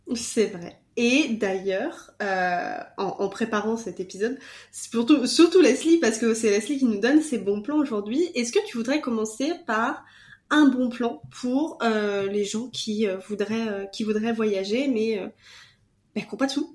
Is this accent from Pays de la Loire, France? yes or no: yes; Vendée, Pays de la Loire, France; moved away as an adult; now in Quebec, Canada; je suis de Vendée